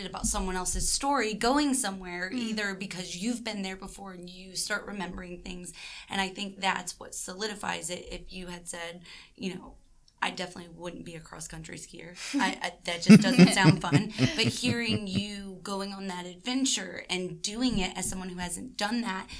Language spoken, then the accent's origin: English; Sandusky, Ohio, United States; moved away; I'm originally from Sandusky, Ohio